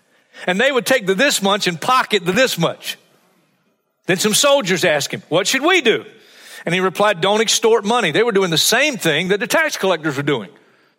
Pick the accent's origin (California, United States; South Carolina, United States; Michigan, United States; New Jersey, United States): South Carolina, United States; Hartsville; We were at a crusade, the Freddie Gage Crusade in my hometown of Hartsville, South Carolina.